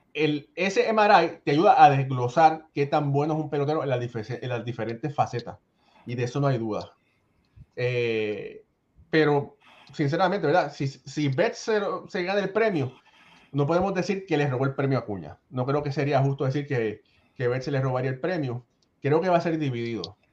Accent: Ponce, Puerto Rico; Yo soy de Ponce

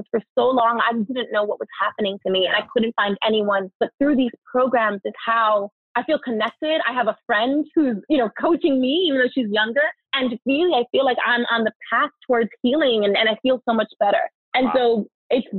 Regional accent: New York City, New York, United States; I am a girl from the Bronx

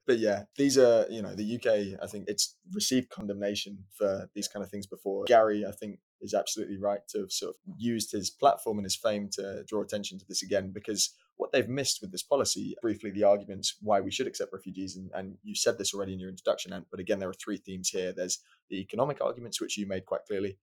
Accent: United Kingdom

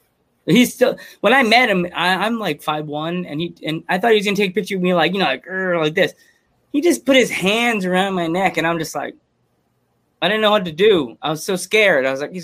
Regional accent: Iowa, United States; I'm a mixed variety because I grew up in Central Iowa.

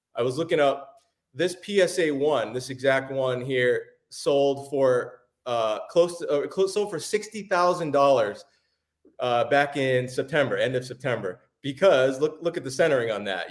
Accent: Cape Cod, Massachusetts, United States; I grew up in Massachusetts

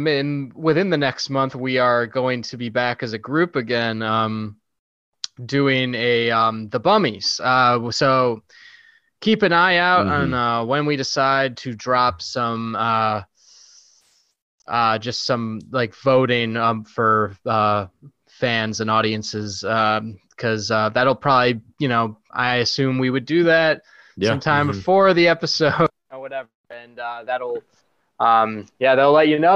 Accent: Chicago, Illinois, United States; We're from Chicago where we eat mayo cake

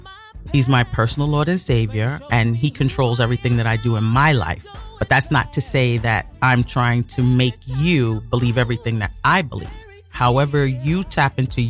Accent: New York City, New York, United States; I was born and raised in Brooklyn.

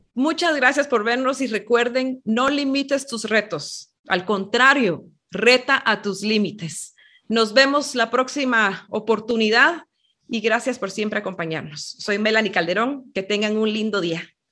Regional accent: Guatemala; aquí en Guatemala, cuando yo era jovencita

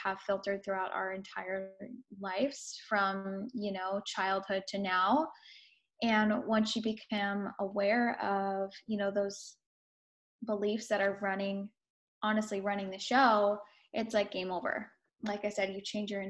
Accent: California, United States; moved away as an adult; also born or lived in Denver; So I'm previously from California. This is where I was born and raised

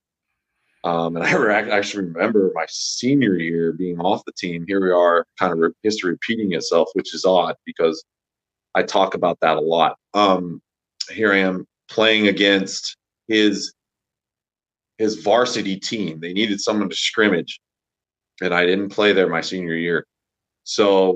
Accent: Grand Junction, Colorado, United States; I went on to play Colorado Mesa Division II back in my hometown of Grand Junction

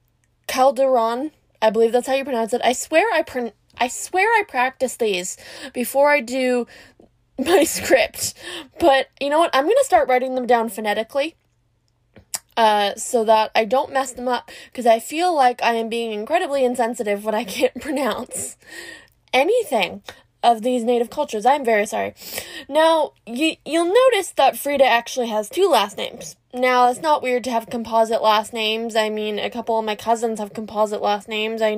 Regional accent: Canada; I'm from Canada

